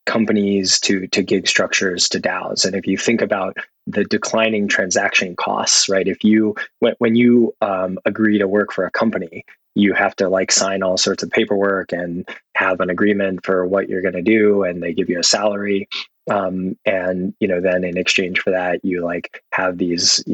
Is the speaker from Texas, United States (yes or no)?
yes; Austin, Texas, United States; I grew up in Austin, Texas